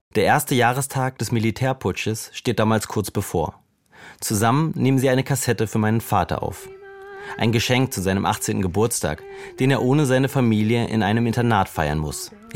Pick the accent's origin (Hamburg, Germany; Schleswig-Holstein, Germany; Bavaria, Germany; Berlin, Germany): Berlin, Germany; unzählige Liederabende mit anderen Exilierten in unserem Berliner Wohnzimmer